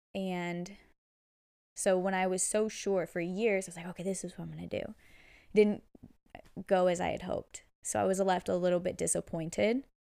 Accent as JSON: {"language": "English", "area": "Bay Area", "region": "California", "country": "United States", "tie": "born or raised there", "said": "born and raised in the Bay Area. I love it here"}